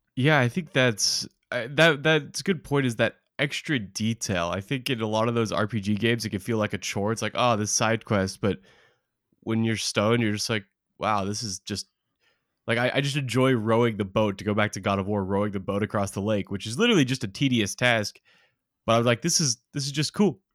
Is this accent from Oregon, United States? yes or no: yes; Oregon, United States; growing up in Oregon